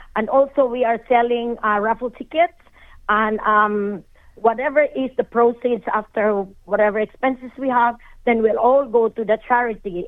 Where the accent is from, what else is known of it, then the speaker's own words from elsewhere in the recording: Philippines; moved away as an adult; now in Australia; I'm a Filipino by heart and I will always be a Filipino